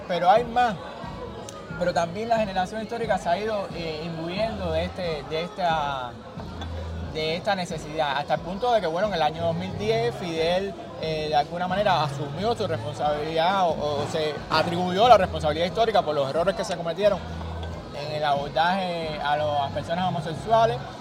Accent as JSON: {"language": "Spanish", "country": "Cuba"}